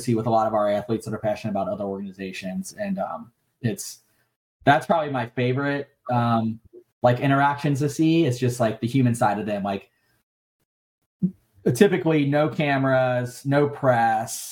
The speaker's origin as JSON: {"language": "English", "region": "Kentucky", "country": "United States", "tie": "born or raised there", "also_born_or_lived": "California", "moved": "as an adult", "said": "my hometown in Kentucky"}